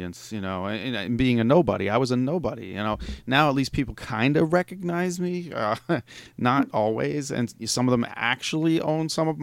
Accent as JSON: {"language": "English", "region": "New York area", "country": "United States", "said": "I'm from the New York area"}